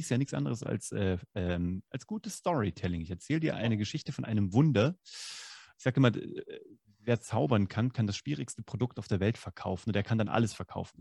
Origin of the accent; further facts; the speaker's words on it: Kassel, Hesse, Germany; moved away; So, ich komme aus Kassel.